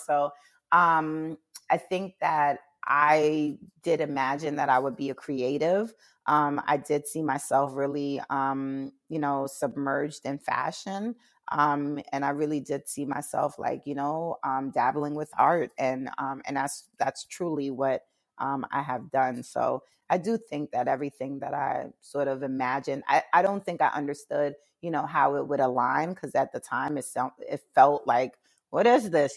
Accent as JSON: {"language": "English", "town": "New York City", "region": "New York", "country": "United States", "tie": "born or raised there", "also_born_or_lived": "Jamaica", "moved": "yes", "lives_now": "Baltimore, United States", "said": "raised in Brooklyn"}